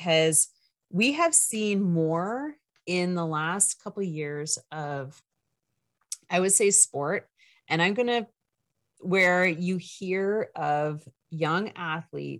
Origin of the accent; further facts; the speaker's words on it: Canada; I'm Canadian